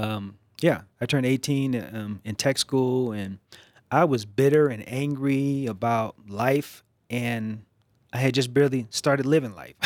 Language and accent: English; East Coast, United States; moved away; So, I grew up on the East Coast, and I grew up in a, a very liberal, progressive household